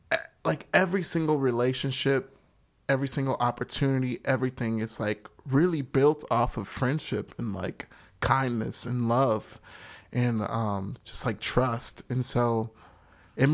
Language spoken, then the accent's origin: English; Chicago, Illinois, United States; I grew up on the West Side